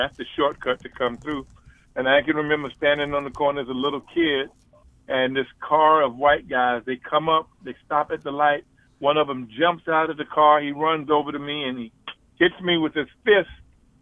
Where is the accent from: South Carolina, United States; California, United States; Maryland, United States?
South Carolina, United States; Columbia; Columbia was my hometown